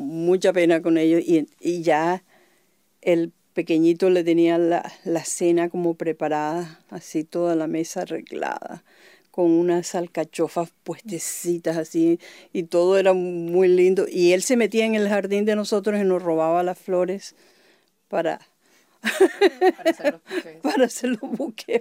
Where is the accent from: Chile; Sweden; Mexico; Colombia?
Colombia; moved away as an adult; now in California, United States; artista colombiana, nacionalizada en Estados Unidos. Vivo en California de 1981